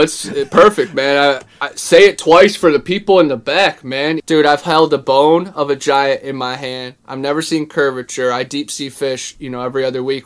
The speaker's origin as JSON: {"language": "English", "region": "Ohio", "country": "United States", "said": "I'm from Ohio"}